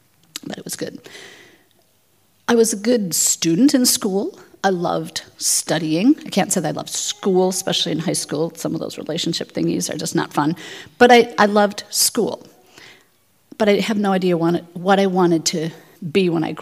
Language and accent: English; Twin Cities, Minnesota, United States; also born or lived in South Africa; I grew up here in the Twin Cities